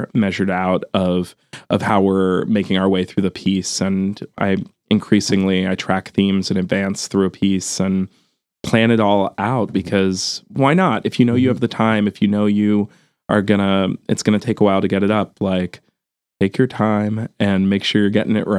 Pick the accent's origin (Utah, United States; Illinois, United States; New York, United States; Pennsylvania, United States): Pennsylvania, United States; outside of Philadelphia; Kate and I grew up outside of Philadelphia